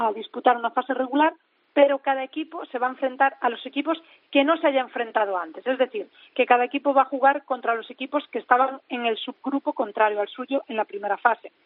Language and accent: Spanish; Galicia, Spain; now in Madrid, Spain; yo soy gallega